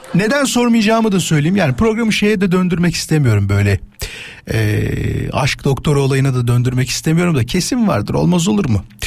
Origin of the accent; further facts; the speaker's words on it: İzmit, Kocaeli, Turkey; Ben İzmitliyim.